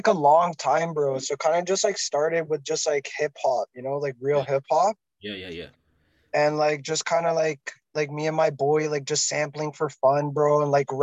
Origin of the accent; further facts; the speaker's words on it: Toronto, Ontario, Canada; also born or lived in Montreal; I'm from Toronto, back and forth from Montreal.